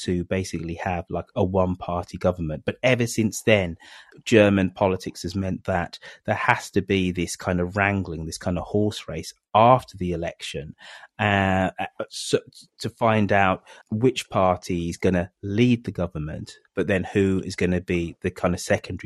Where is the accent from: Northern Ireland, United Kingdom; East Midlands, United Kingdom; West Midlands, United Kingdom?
West Midlands, United Kingdom; Birmingham; moved away; back in my hometown of Birmingham in England